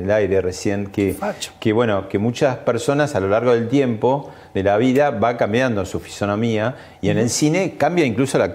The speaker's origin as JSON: {"language": "Spanish", "country": "Argentina", "said": "soy argentino Me lo desmentí"}